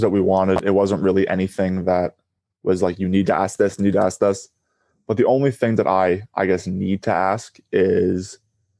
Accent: Hackettstown, New Jersey, United States; also born or lived in Allamuchy, New Jersey; I grew up in Hackettstown and in Alamuchi, which is right next to Hackettstown

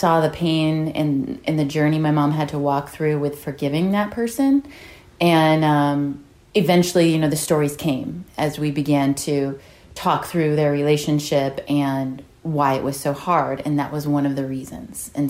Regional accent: Hawaii, United States; now in San Antonio, United States; From growing up in Hawaii

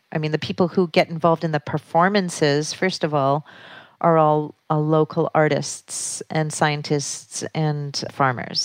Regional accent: Canada; also born or lived in New York City, United States / Sullivan County, New York, United States; now in Damascus, Pennsylvania, United States; I come from Canada, moved to New York City, and then started operating a theater in Sullivan County, New York

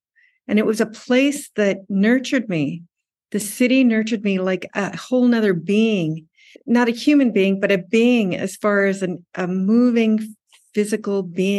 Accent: Tokyo, Japan; also born or lived in United States; And I grew up in Tokyo.

